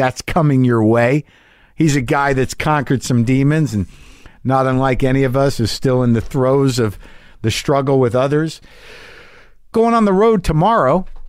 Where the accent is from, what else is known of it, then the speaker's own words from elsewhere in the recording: the South, United States; I'm a Southerner, and fuck, man, it isn't all picking crawdads out of the creek and barefoot playing.